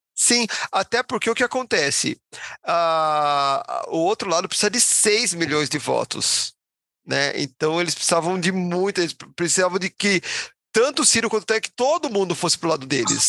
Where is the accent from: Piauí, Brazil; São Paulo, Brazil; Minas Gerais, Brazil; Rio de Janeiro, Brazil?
São Paulo, Brazil; como a gente é tudo paulista